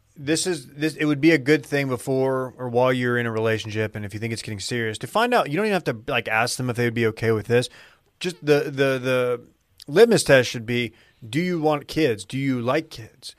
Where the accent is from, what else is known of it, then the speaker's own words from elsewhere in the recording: North Texas, United States; moved away as an adult; now in Austin, United States; I'm from North Texas